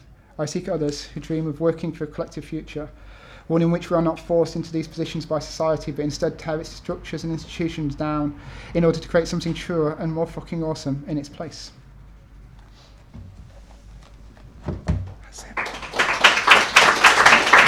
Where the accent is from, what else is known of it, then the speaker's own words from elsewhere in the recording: North East Lancashire, North West England, United Kingdom; moved away; also born or lived in Nottingham; North East Lancashire